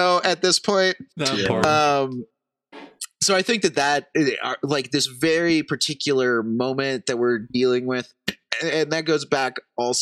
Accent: United States; as an American

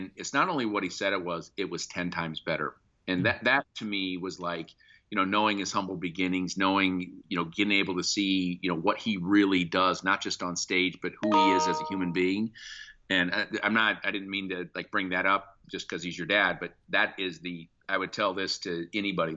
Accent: Sioux City, Iowa, United States; moved away; my hometown of Sioux City, Iowa.

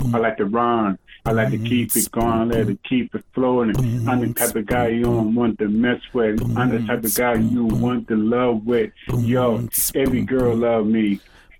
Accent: Paterson, New Jersey, United States; I'm from the 973. Where I was born, from Passaic County, New Jersey, Patterson, New Jersey, baby. That's where I'm from.

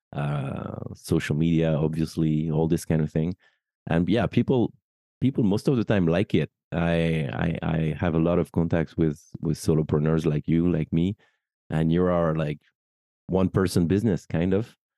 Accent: Paris, Île-de-France, France; also born or lived in United Kingdom; I'm French. I'm, I'm born and raised in Paris

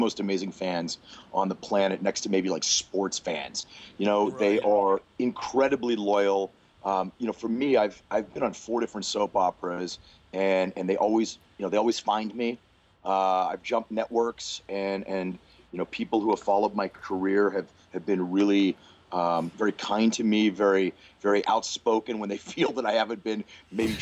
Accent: New Castle, Pennsylvania, United States; moved away as an adult; I'm from Newcastle, Pennsylvania, which is in western Pennsylvania, about 45 minutes outside of Pittsburgh

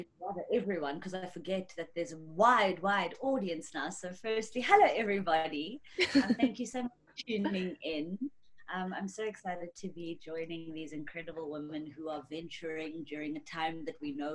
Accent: North West, South Africa; I'm originally from the Northwest

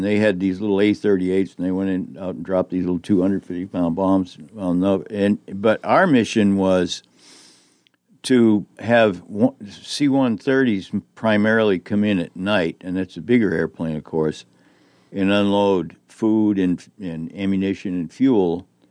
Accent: Boston, Massachusetts, United States; moved away; they're from my neck of the woods back in the Greater Boston area

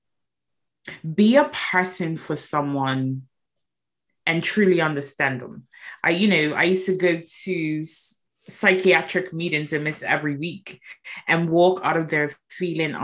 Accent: Bermuda; moved away; I am originally from Bermuda, and Bermuda is an insurance mecca

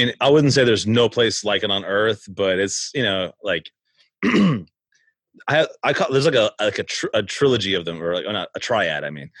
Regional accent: Nashville, Tennessee, United States; I'm from Nashville. That's where we record this.

